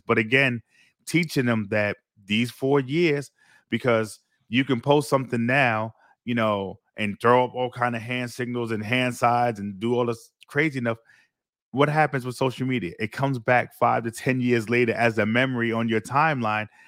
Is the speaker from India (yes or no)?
no; New York City, New York, United States; moved away as an adult; now in Florida, United States; my experience growing up Brooklyn